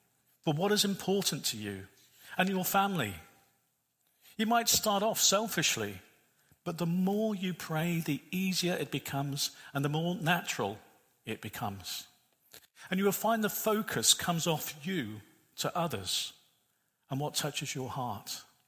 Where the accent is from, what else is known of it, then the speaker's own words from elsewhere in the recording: Northern Ireland, United Kingdom; God asked me to go to a particular beach that I grew up in Northern Ireland.